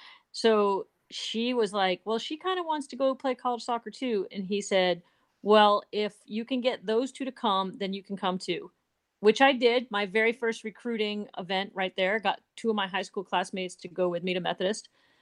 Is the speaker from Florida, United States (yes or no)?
yes; Tarpon Springs, Florida, United States; also born or lived in Fayetteville, North Carolina; I grew up in Tarpon Springs, Florida, which if you don't know Tarpon Springs, it's like a total like Greek town. A lot of Greek immigrants lived there.